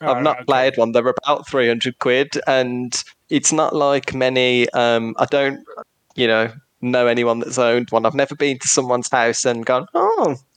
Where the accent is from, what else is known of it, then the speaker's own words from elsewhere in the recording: Birmingham, West Midlands, United Kingdom; accent: Brummie; It's hard to say with my Brummie accent